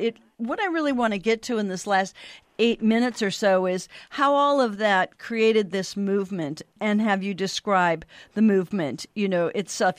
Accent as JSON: {"language": "English", "region": "Montana", "country": "United States", "tie": "born or raised there", "said": "a tiny firm in my home state yeah. Whitefish, Montana"}